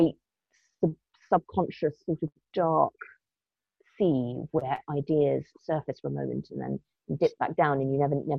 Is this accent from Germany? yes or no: no; Madagascar; also born or lived in Kenya / Morocco; Like, I grew up in Madagascar and Kenya and Morocco, and I remember getting telexes.